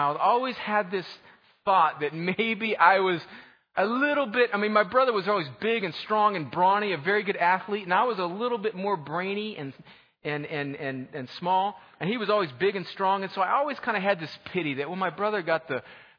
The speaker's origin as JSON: {"language": "English", "region": "California", "country": "United States", "tie": "born or raised there", "said": "When I grew up in California, we didn't have middle school that was sixth, seventh, and eighth grade."}